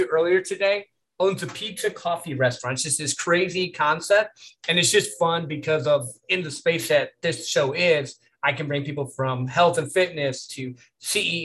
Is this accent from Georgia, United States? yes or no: no; Michigan, United States; now in Texas, United States; I'm originally from Michigan. I'm a Midwest boy as well.